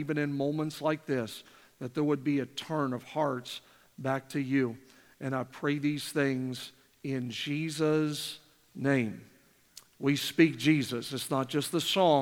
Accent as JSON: {"language": "English", "country": "Canada", "tie": "born or raised there", "moved": "yes", "said": "I'm born and raised in Canada."}